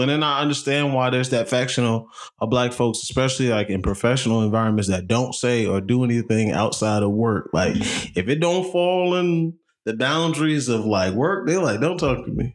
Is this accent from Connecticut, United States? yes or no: no; New Jersey, United States; growing up where we grew up in New Jersey, you know, you go to school mostly working class white folks.